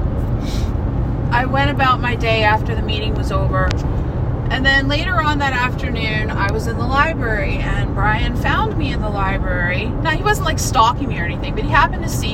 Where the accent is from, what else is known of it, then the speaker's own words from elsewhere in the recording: Harford County, Maryland, United States; now in Baltimore, United States; I grew up in Harford County, Maryland